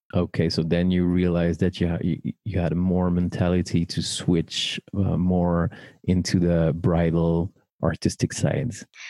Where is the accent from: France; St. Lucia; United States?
France; Paris, Île-de-France; born or raised there